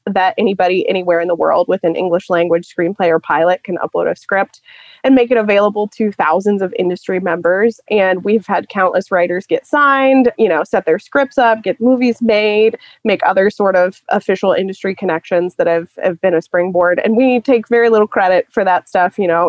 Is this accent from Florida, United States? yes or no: no; Cincinnati, Ohio, United States; I grew up in Cincinnati, Ohio, and I was doing some just like general spooky Cincinnati Googling